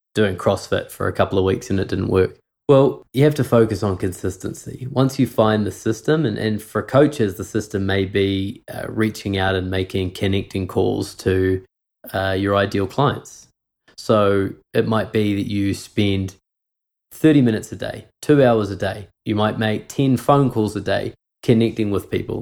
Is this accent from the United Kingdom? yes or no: no; New Zealand; I grew up in New Zealand. I never never lived in Canada, but my mum is from Montreal